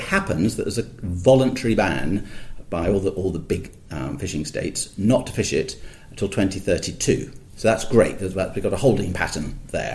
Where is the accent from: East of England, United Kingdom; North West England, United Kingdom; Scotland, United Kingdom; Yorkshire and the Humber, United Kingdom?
Scotland, United Kingdom; near Gleneagles; I was born in Scotland near Glen Eagles, quite quite fresh up there in the winters